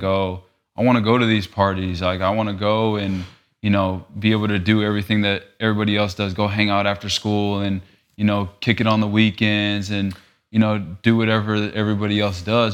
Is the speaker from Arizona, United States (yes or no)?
yes; Phoenix, Arizona, United States; also born or lived in Los Angeles; growing up in Arizona